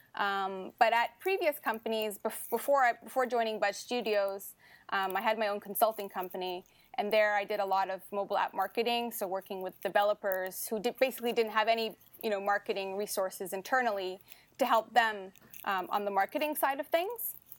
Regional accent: Ottawa, Ontario, Canada; moved away as an adult; now in Montreal, Canada; I was born and raised in Ottawa, so I'm actually happy to be coming back to my hometown

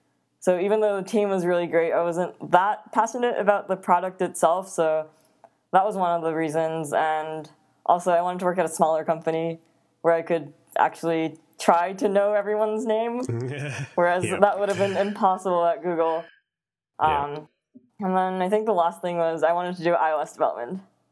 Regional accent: Netherlands; also born or lived in Japan / East Coast, United States; But after Japan, my family and I, we moved to the Netherlands, and we were there for 8 years. And then we moved to the East Coast, and then I moved out to the Bay

